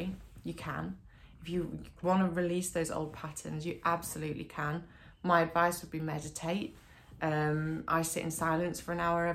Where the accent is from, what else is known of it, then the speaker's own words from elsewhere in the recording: Derbyshire, East Midlands, United Kingdom; moved away; also born or lived in Australia; I moved back to Derbyshire from Australia when I was 24